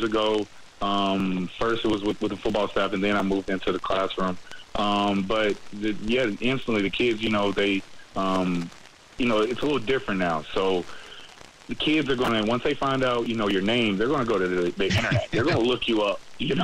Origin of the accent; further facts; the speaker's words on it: Nashville, Tennessee, United States; now in Jacksonville, United States; I'm from Nashville, Tennessee